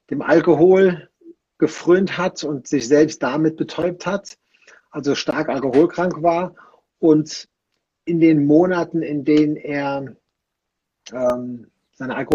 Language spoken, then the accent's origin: German; Rhineland, Germany; Bei uns im Rheinland oder ja doch im Rheinland, wo ich herkomme, da sagte man äh, geflissentlich Quartalssäufer.